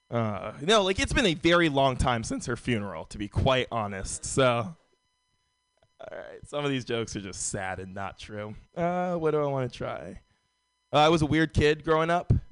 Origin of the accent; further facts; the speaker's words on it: San Francisco, California, United States; Uh, born and raised in San Francisco. San Francisco's a very white city.